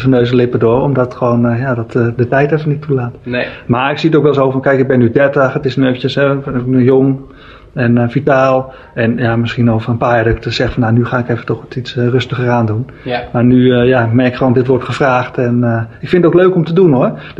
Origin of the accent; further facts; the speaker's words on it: Alkmaar, North Holland, Netherlands; en daar ben ik opgegroeid in Alkmaar.